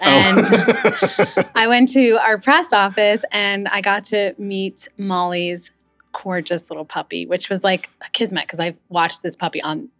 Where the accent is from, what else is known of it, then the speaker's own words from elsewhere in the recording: Livingston, New Jersey, United States; also born or lived in Manhattan, New York / Fort Lee, New Jersey; now in South Orange, United States; I grew up a little bit in Bergen County in the Fort Lee area. And then when I was about 5, we moved out to Livingston, New Jersey, where I stayed through high school.